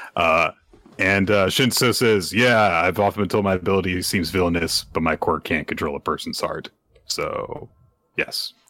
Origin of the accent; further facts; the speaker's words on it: United States; I'm American.